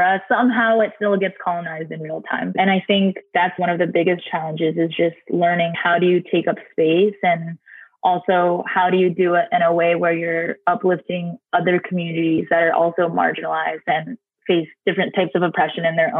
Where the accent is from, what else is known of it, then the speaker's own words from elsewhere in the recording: Virginia, United States; also born or lived in Taiwan; now in Albany, United States; DC, Maryland, Virginia, where I grew up in Virginia.